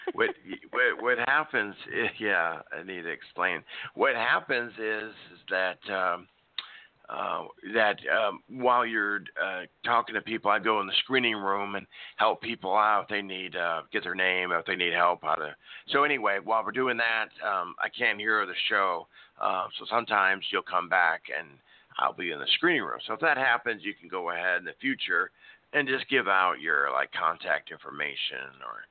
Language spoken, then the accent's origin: English; Nebraska, United States; now in Oklahoma City, United States; I was raised in Nebraska, so we had a lot of snow, especially in the seventies